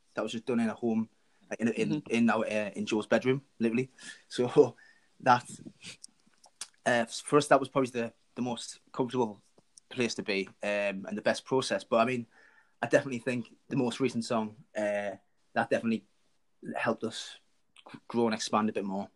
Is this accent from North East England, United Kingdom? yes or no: yes; Washington, North East England, United Kingdom; I'm from Washington, in between Sunderland and Newcastle, really.